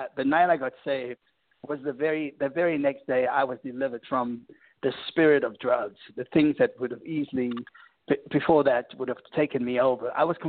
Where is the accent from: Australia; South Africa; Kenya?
South Africa; moved away as an adult; now in United States; growing up in South Africa, we have so many artists from the U.S. that influence us and inspires us. And so when I arrived in the U.S.